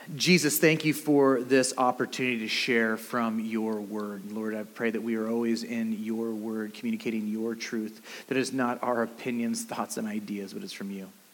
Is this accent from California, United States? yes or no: yes; California, United States; also born or lived in Antelope Valley; We're from California